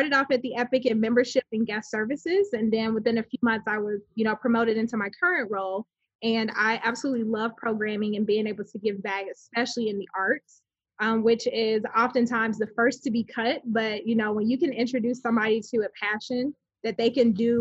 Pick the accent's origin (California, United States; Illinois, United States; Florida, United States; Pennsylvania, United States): Illinois, United States; Chicago; moved away as an adult; now in Texas, United States; I was born and raised in Chicago